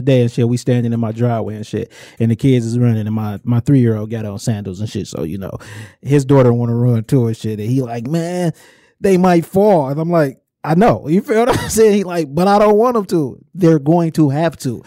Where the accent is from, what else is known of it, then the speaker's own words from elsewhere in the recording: Inkster, Michigan, United States; I'm from Inkster.